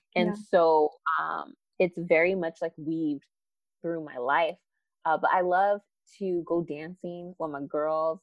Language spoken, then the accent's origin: English; Phoenix, Arizona, United States; I'm from Phoenix, Arizona, born and raised here, specifically in South Phoenix.